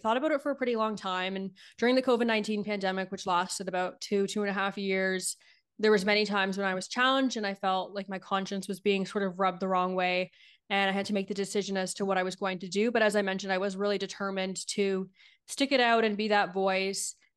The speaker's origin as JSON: {"language": "English", "area": "Niagara region", "region": "Ontario", "country": "Canada", "tie": "born or raised there", "also_born_or_lived": "Ottawa", "said": "I worked at a newspaper in my hometown in the Niagara region"}